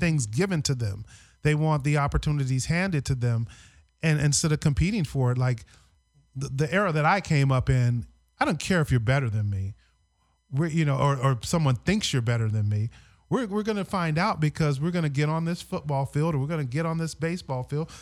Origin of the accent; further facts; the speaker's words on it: Honolulu, Hawaii, United States; my hometown of, of Honolulu